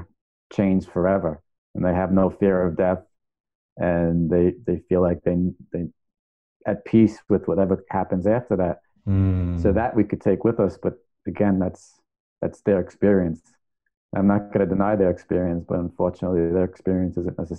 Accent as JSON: {"language": "English", "region": "New York", "country": "United States", "tie": "born or raised there", "said": "I grew up in New York"}